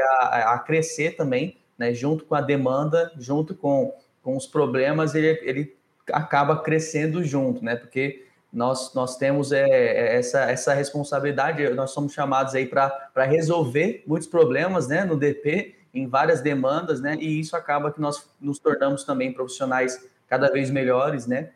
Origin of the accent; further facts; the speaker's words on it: Campo Grande, Mato Grosso do Sul, Brazil; now in Palmas, Brazil; Hoje eu estou em Palmas, né, Tocantins, mas eu sou lá do, do Mato Grosso do Sul, Campo Grande